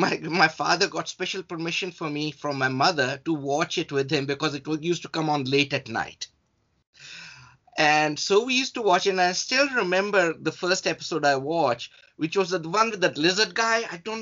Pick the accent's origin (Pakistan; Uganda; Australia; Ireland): Pakistan; moved away as an adult; also born or lived in San Diego / Middle East; now in United States; I grew up in Pakistan.